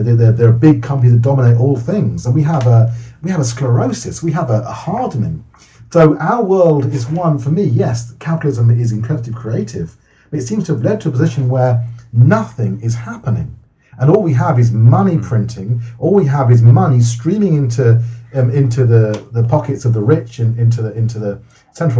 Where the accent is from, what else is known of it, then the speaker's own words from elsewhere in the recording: Wokingham, South East England, United Kingdom; also born or lived in London; my family moved out from London, which is a much more diverse. We grew up in a much more diverse area. We moved out to London, out to Wokingham